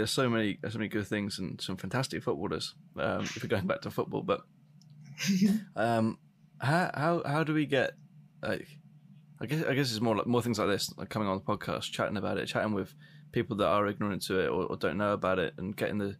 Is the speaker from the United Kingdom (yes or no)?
yes; United Kingdom